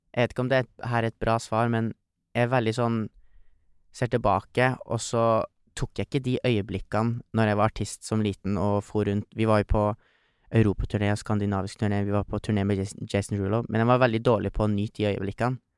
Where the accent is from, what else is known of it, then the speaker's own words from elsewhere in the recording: Trofors, Nordland, Norway; der vi kommer fra. Mm. Trofors. En fantastisk liten bygd som er ca. 800 folk som bor.